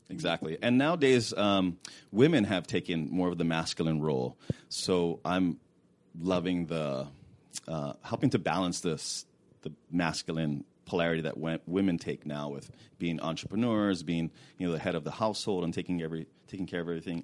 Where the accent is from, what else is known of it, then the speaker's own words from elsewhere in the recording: Hawaii, United States; now in California, United States; I grew up in Hawaii